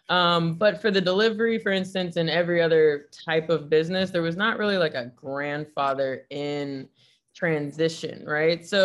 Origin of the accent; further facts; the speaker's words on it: Nashville, Tennessee, United States; moved away as an adult; now in San Francisco, United States; I was growing up in Nashville, Tennessee